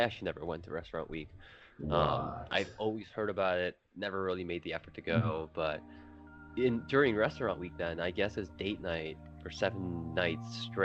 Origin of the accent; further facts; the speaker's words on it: Canada; moved away as an adult; also born or lived in New York, United States; I'm not an American. I'm actually Canadian.